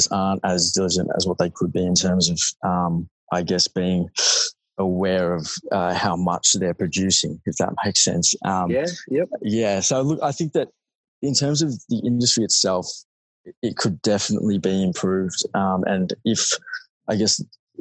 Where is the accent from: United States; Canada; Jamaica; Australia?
Australia; Melbourne, Victoria; I grew up in Melbourne, obviously studied at school, didn't do too well, unfortunately